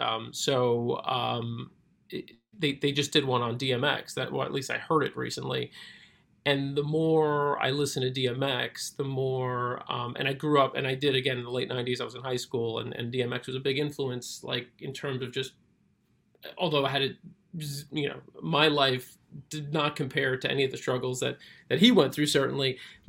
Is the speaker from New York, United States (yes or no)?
yes; Brooklyn, New York, United States; I was born and raised in Brooklyn. I've spent 90% of my life in New York.